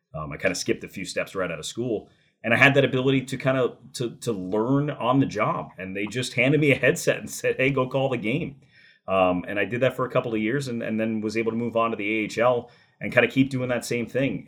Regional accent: New Jersey, United States; I grew up in New Jersey

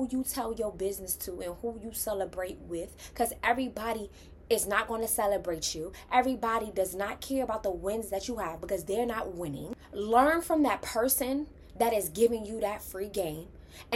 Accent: New York, United States; I'm from New York

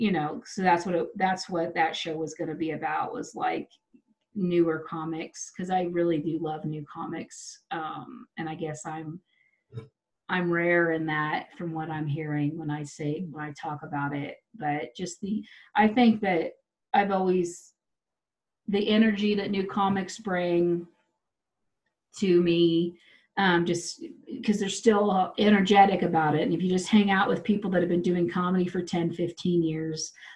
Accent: Wichita, Kansas, United States; now in Denver, United States; I'm from Wichita

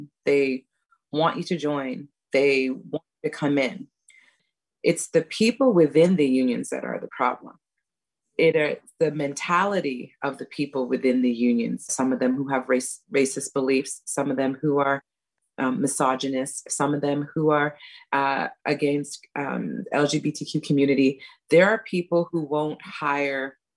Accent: Montreal, Quebec, Canada; moved away as an adult; I'm not knocking my hometown

